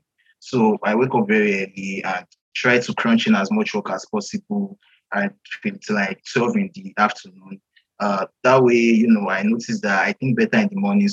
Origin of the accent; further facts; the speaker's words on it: Nigeria; I'm from Nigeria.